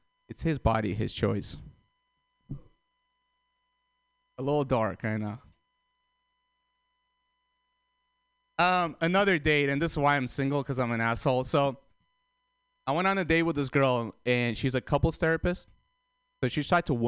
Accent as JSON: {"language": "English", "town": "San Francisco", "region": "California", "country": "United States", "said": "I'm from San Francisco"}